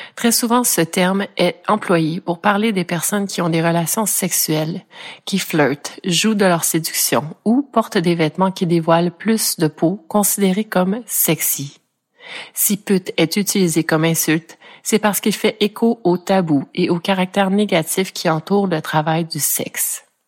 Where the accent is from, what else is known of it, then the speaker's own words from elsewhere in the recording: Ontario, Canada; je suis franco-ontarienne d'origine, donc née dans un coin du pays canadien qui est un parfait melting pot anglais-français